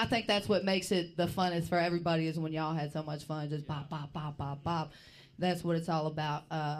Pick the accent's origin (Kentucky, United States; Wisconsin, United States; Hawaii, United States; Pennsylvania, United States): Kentucky, United States; You know I'm from Kentucky.